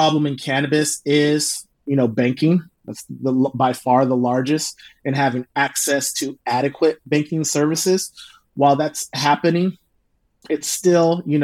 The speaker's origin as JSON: {"language": "English", "town": "Oakland", "region": "California", "country": "United States", "tie": "born or raised there", "also_born_or_lived": "Indiana", "moved": "yes", "lives_now": "Sacramento, United States", "said": "I grew up in the Bay and then my parents had got divorced"}